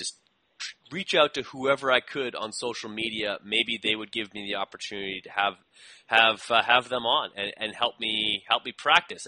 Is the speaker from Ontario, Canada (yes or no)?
no; Winnipeg, Manitoba, Canada; I'm a bricklayer from Winnipeg that decided to have his own show.